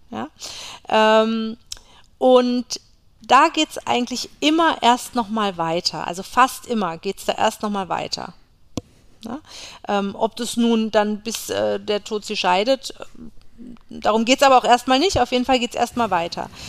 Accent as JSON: {"language": "German", "region": "Berlin", "country": "Germany", "tie": "born or raised there", "said": "Ja, ist ja eh meine"}